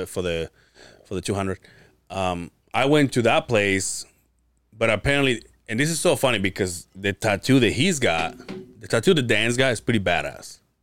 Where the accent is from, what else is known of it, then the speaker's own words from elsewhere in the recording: Mérida, Yucatán, Mexico; now in Utah, United States; my hometown. It's the only Mayan ruins. The Yucatan? Mérida, Yucatan